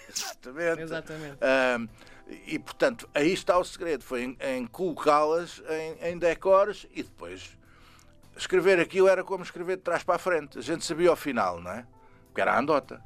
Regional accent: Saloio region, Lisbon, Portugal; eu sou Saloio

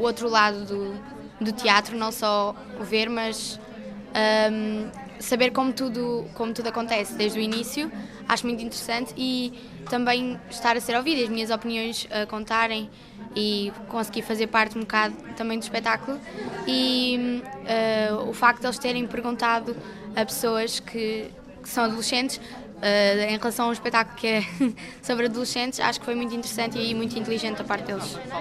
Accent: Lisbon, Portugal; eu tenho 16 anos e sou de Lisboa.

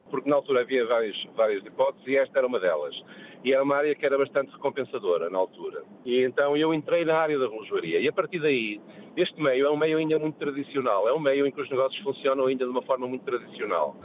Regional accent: Porto, Norte, Portugal; moved away as an adult; now in Lisbon, Portugal; que eu sou do Porto, é verdade. Isto é, eu, eu sou um portuense que mora em Lisboa e gosta de Lisboa

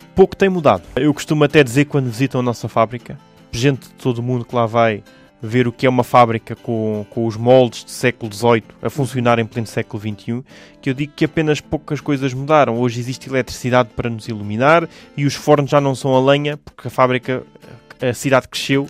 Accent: Portugal; nós somos enquanto portugueses

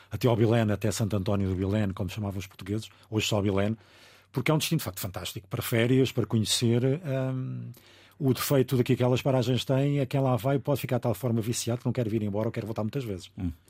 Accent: Angola; born there; como nasci em Angola, eh, tenho um problema, é que eu tenho o vírus do, da malária adormecido.

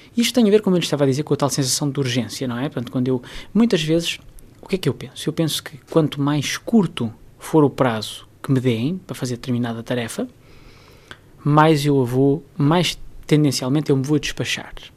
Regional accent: Portugal

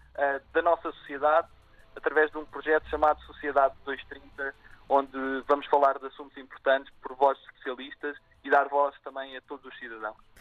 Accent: Azores, Portugal; now in Lisbon, Portugal; nasci nos Açores, estudei no Colégio Militar

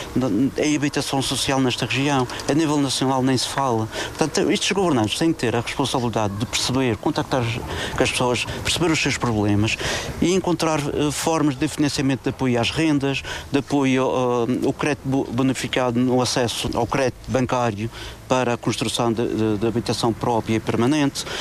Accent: Madeira, Portugal; Eu, como madeirense

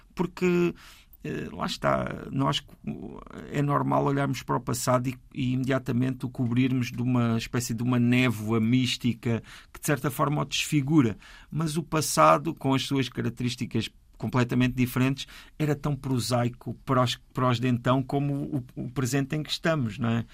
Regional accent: Ponte de Sor, Alentejo, Portugal; nasci no Alto Alentejo, mesmo fronteira com o Ribatejo. E ali naquela, naquele conselho onde eu nasci, que é o Conselho de Pontessor

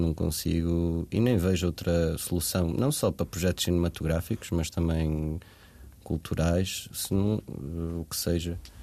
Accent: Portugal; passei a minha infância em Varzedouro, numa aldeia

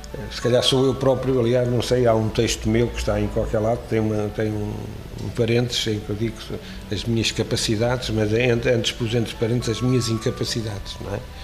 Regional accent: Alcobaça, Leiria District, Portugal; born or raised there; also born or lived in Óbidos

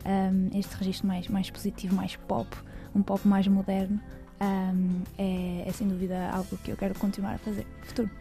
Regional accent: Cabeceiras de Basto, Braga, Portugal; na minha terra, em Cabeceiras

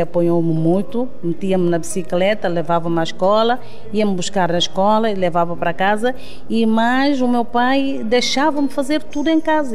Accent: Canchungo, Cacheu, Guinea-Bissau; moved away; also born or lived in Bissau; Eu nasci em Canchungo, não sou de Bissau

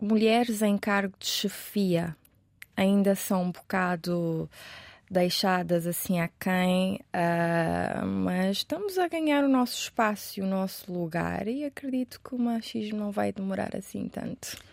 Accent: Cape Verde; first language Portuguese; moved away as an adult; also born or lived in Brazil; now in Portugal; o meu país

